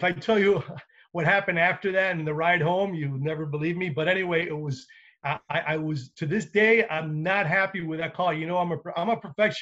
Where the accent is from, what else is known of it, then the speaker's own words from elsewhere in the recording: Miami, Florida, United States; I was born and raised here in Miami.